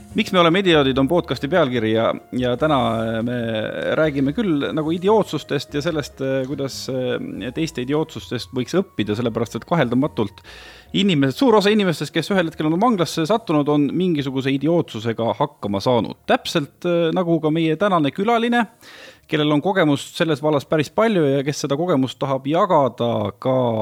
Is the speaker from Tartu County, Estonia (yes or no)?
no; Viljandi County, Estonia; mina olen ka Viljandimaalt pärit